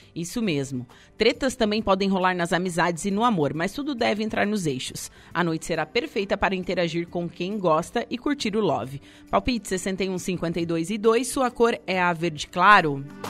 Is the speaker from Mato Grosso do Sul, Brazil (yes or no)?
no; Torres, Rio Grande do Sul, Brazil; eu sou da Vila São João